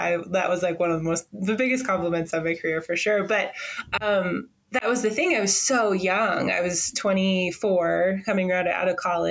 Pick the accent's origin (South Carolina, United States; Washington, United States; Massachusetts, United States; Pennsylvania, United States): Washington, United States; I am American, first of all, from the United States of America. I grew up in Washington State, which is like the northwest corner of the country.